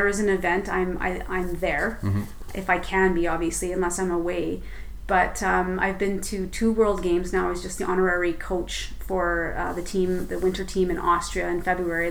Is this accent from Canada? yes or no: yes; Red Deer, Alberta, Canada; also born or lived in Calgary; I was bullied as a kid growing up in Red Deer